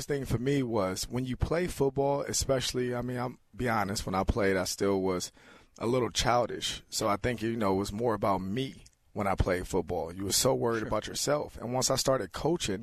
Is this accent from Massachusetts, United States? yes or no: no; Los Angeles, California, United States; moved away as an adult; I grew up in South Central Los Angeles